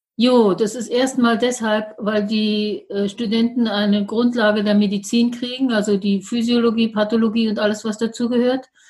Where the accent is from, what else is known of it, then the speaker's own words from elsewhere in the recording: Berlin, Germany; als Berliner Großstadtkind